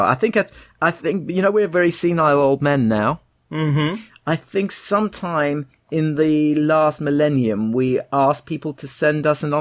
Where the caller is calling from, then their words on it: England, United Kingdom; I'm writing from Canada. I don't miss anything about England at all